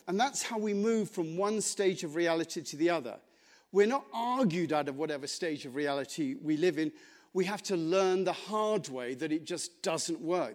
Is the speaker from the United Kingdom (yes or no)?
yes; England, United Kingdom; I'm English